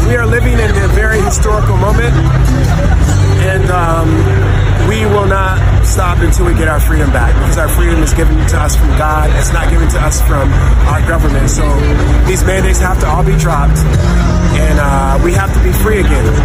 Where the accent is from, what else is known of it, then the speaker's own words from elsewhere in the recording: Detroit, Michigan, United States; now in Windsor, Canada; I was born in Detroit